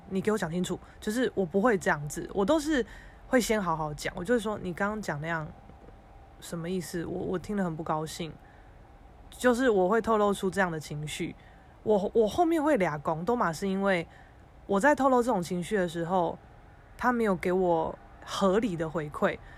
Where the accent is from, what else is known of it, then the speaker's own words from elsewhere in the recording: Keelung, Taiwan; 基隆我的家乡